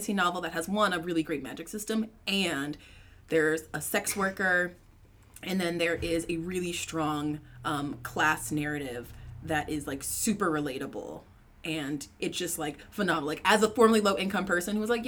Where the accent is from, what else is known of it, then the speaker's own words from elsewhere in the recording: Atlanta, Georgia, United States; moved away as an adult; also born or lived in Columbia, South Carolina; I grew up outside of Atlanta and then lived in Columbia, South Carolina for school.